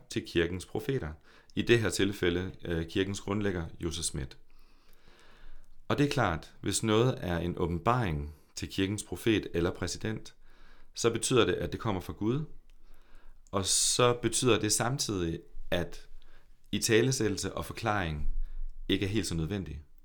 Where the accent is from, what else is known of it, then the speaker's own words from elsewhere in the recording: Horsens, Central Denmark Region, Denmark; also born or lived in Copenhagen; jeg er en født i og opvokset i Horsens dreng